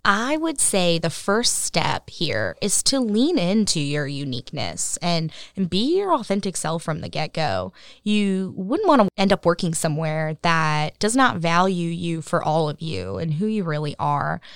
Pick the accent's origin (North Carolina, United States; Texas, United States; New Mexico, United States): North Carolina, United States; Cary; I grew up in Cary